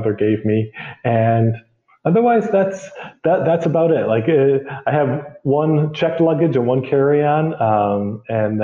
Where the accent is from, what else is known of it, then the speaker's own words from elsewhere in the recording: Rochester, New York, United States; moved away as an adult; now in Micronesia; I'm from Rochester, which is about an hour away from Buffalo